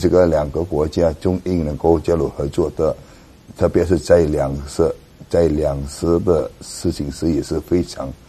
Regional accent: Indonesia; Chinese is a second language; 我在印尼出生啊，

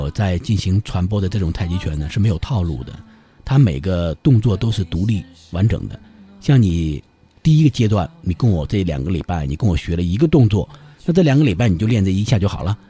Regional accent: China; 我们生而为中国人，我们感到非常自豪，非常的自豪。啊，这是我们的祖先留给我

